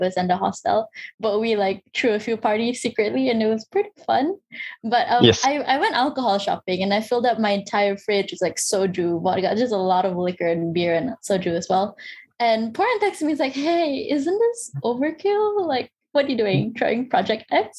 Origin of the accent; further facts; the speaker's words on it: Malaysia; I'm Malaysian.